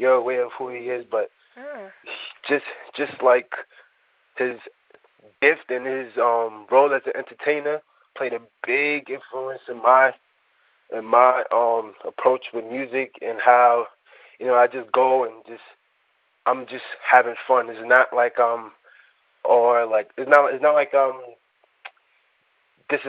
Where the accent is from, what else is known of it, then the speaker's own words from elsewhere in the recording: New York City, New York, United States; also born or lived in Nigeria; I was born in Nigeria and raised in the Bronx